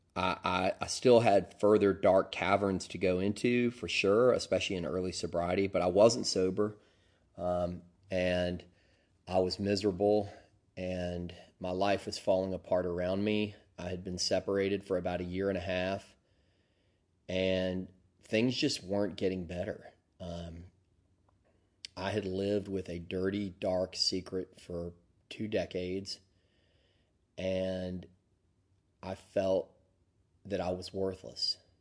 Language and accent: English; Deep South, United States; accent: Southern; moved away; I grew up in the deep South